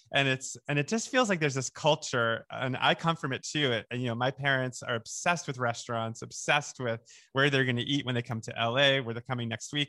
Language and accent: English; Oceanside, New York, United States; I grew up in Oceanside